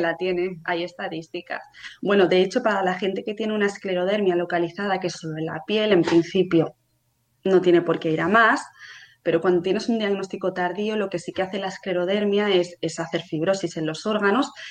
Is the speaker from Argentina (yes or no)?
no; Barcelona, Catalonia, Spain; tengo 31 años, hace poquito que los cumplí, soy de Barcelona